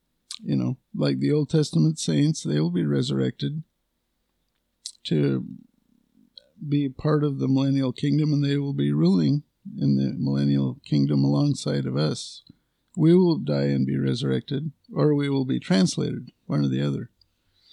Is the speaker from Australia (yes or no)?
no; United States; I'm a patriotic American. You know, I'm an American.